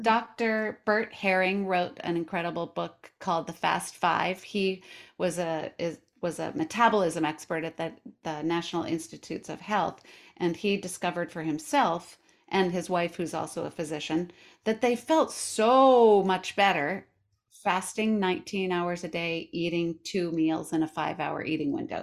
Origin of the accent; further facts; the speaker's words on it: Colorado, United States; also born or lived in New York City; now in Portland, United States; I live in Portland, Oregon, but I was raised in Colorado. I lived in New York City